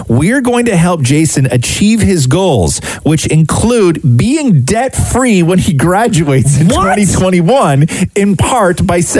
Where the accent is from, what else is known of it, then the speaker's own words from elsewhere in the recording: Acton, Ontario, Canada; when I was growing up in Acton